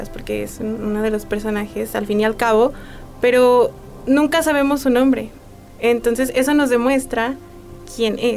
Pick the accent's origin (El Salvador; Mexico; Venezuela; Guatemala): Mexico; Nosotros como mexicanos